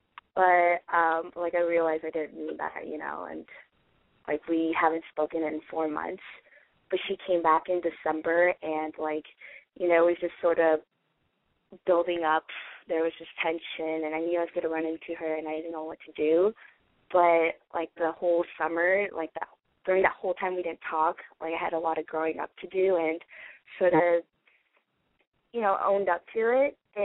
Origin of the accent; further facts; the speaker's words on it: Los Angeles, California, United States; Hi, I'm just going to go by …, and I'm 22, and I'm from Los Angeles.